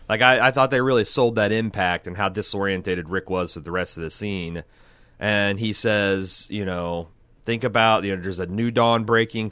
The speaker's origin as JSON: {"language": "English", "region": "Midwest", "country": "United States", "said": "I'm from the Midwest"}